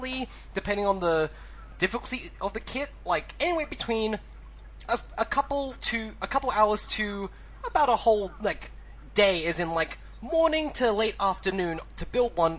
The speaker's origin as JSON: {"language": "English", "country": "Australia", "said": "Australian toku correspondent"}